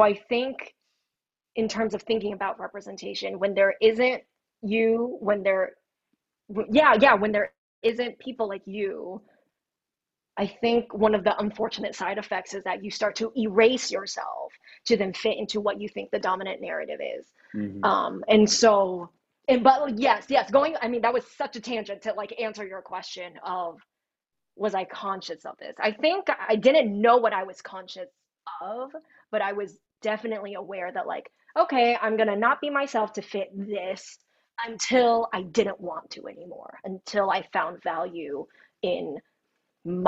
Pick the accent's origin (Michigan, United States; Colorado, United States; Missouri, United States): Colorado, United States; Thornton; also born or lived in Denver; I grew up in Thornton, predominantly white